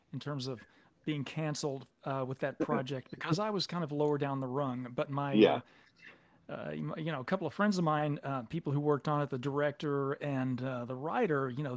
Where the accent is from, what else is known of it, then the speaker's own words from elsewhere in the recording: Little Rock, Arkansas, United States; moved away as an adult; also born or lived in San Francisco Bay Area / Los Angeles; now in Dallas, United States; I grew up in Little Rock, Arkansas